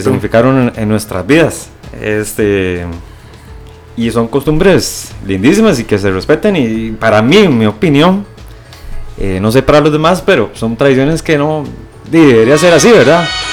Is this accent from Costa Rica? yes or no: yes; Costa Rica; uno como tico